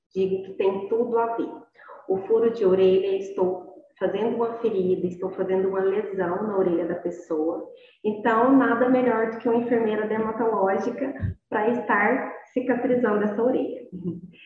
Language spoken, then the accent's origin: Portuguese; Inhumas, Goiás, Brazil; sou daqui de Goiás, sou de Inhumas, Goiás, é uma cidade interior do estado de Goiás